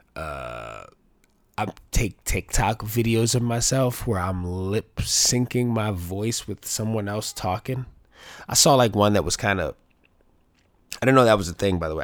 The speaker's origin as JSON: {"language": "English", "town": "New York City", "region": "New York", "country": "United States", "tie": "born or raised there", "said": "growing up in the Bronx"}